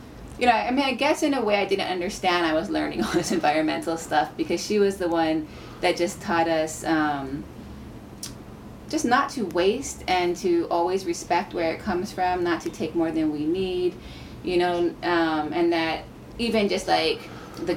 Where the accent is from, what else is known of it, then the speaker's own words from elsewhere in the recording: Haiku, Hawaii, United States; we grew up on Maui in Haikou